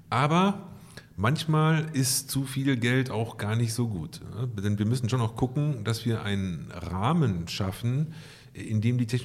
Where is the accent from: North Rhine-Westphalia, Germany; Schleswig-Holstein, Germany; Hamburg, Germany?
North Rhine-Westphalia, Germany; Ich komme aus dem Ruhrgebiet